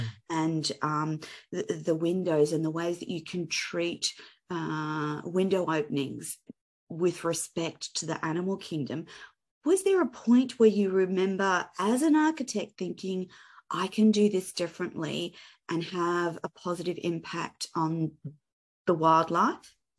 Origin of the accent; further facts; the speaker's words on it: Australia; also born or lived in Gold Coast, Queensland; as an Australian